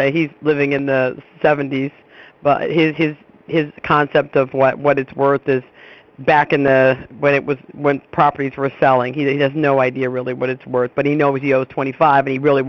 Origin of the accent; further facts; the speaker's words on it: Youngstown, Ohio, United States; I am from Youngstown, Ohio.